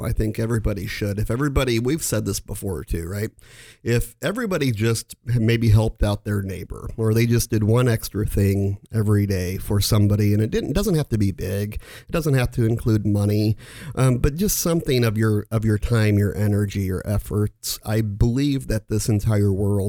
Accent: Omaha, Nebraska, United States; I was born in the Catholic faith and went to Catholic school all my life, from K through 10th grade here in Omaha, from St. Wenceslaus to Scott, and the final 2 years of high school over at Millard West.

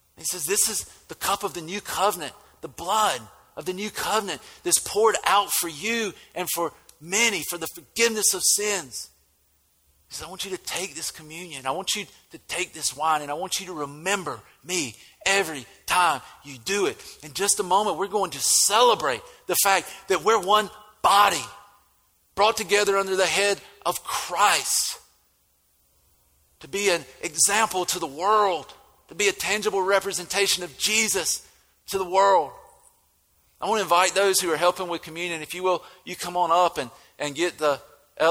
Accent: United States; accent: country; now in Statesboro, Georgia, United States

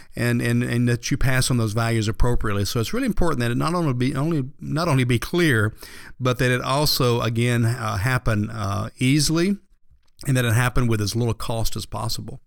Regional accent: Atlanta, Georgia, United States; I was born and raised here in Atlanta

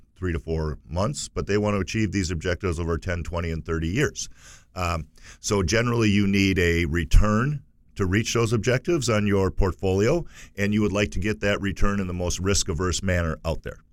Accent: United States; we as, as, as American consumers

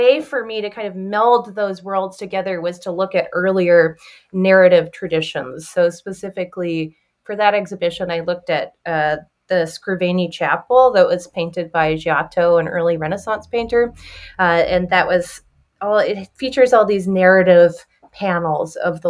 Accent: Victoria, British Columbia, Canada; now in Chicago, United States; growing up in the Pacific Northwest and in Victoria, became symbolic of the island where I grew up

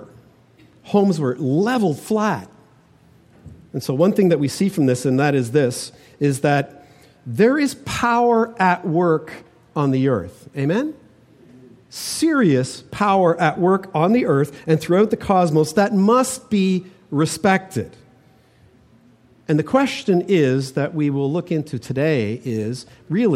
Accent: Toronto, Ontario, Canada; now in British Columbia, Canada; growing up in Toronto

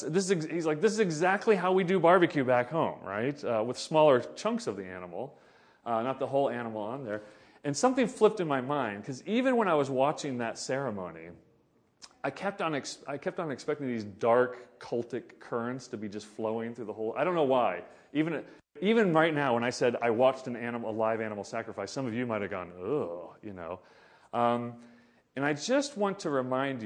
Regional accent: Oklahoma, United States; I grew up in Oklahoma in the 1980s, 70s and 80s

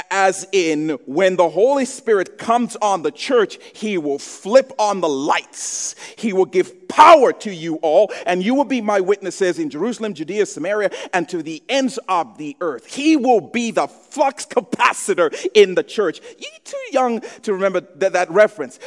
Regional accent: Zambia; I grew up in Zambia.

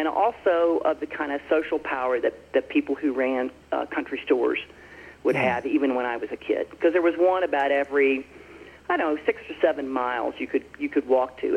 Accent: Franklin County, Southwest Virginia, United States; now in Wyoming, United States; I grew up in Southwest Virginia on a farm in Franklin County

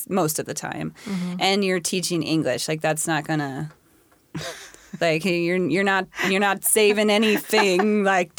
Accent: Spokane, Federal Way, Washington, United States; also born or lived in California; I went to middle school down in California, and I went to high school at Federal Way High

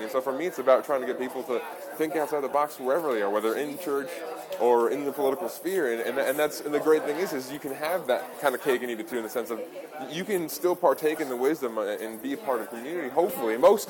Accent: Long Island, New York, United States; moved away as an adult; now in Salem, United States; From Long Island, though, I grew up out there.

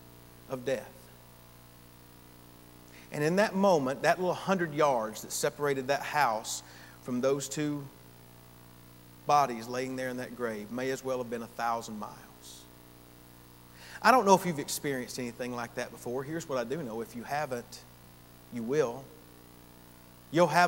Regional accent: Gainesville, Georgia, United States; Gainesville, Georgia, in my hometown

